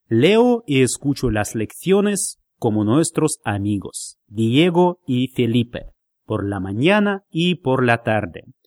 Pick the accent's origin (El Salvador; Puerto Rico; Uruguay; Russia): Russia; Vladimir, Vladimir Oblast; Spanish is a second language; now in Moscow, Russia; yo vivo en Moscú, la capital de nuestro país, pero soy de Vladimir, una ciudad pequeña.